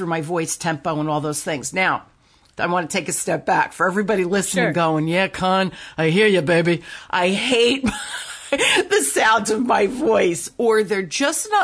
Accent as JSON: {"language": "English", "region": "New Jersey", "country": "United States", "tie": "born or raised there", "accent": "Jersey", "said": "I grew up in North Jersey."}